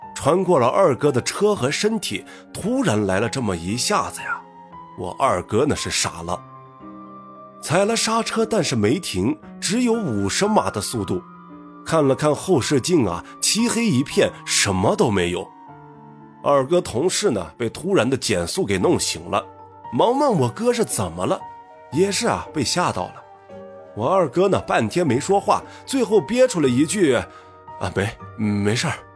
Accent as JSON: {"language": "Chinese", "region": "Northwest China", "country": "China", "tie": "born or raised there", "said": "一个土生野长的西北大汉…"}